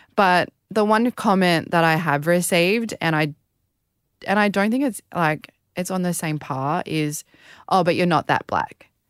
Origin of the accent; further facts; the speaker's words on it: Australia; being a Australian